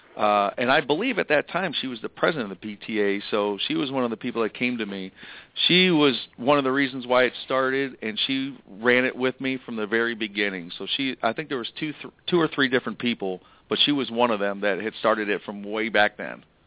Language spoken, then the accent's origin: English; Michigan, United States; moved away; I am moving back to Michigan and I am from Michigan